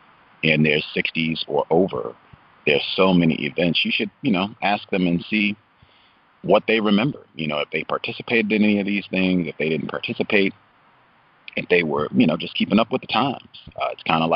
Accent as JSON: {"language": "English", "region": "Virginia", "country": "United States", "tie": "born or raised there", "said": "I was born in Virginia"}